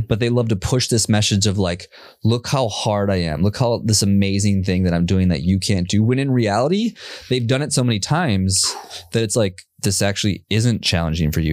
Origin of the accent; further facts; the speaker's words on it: Minneapolis, Minnesota, United States; now in Austin, United States; I grew up in Minnesota.